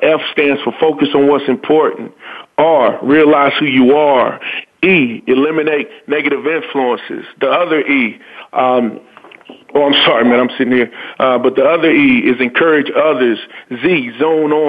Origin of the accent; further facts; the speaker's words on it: North Carolina, United States; born and raised in North Carolina.